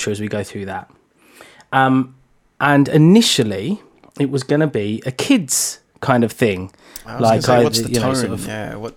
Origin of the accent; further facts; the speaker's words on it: London, United Kingdom; I'm from East London